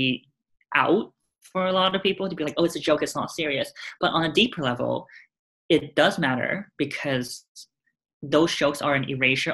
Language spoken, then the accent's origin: English; Hong Kong; moved away as an adult; now in United States; Growing up in Hong Kong, it felt like I lived also relatively sheltered in a way